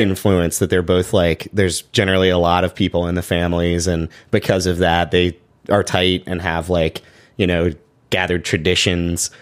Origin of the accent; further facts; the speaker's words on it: Chapel Hill, North Carolina, United States; I grew up in Chapel Hill, so that's about an hour away from Greensboro